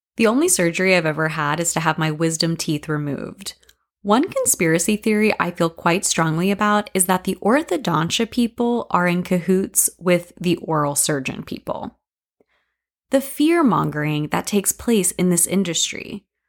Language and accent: English; Lake City, Florida, United States; My hometown, Lake City, has hosted the yearly A Lusty Battle Festival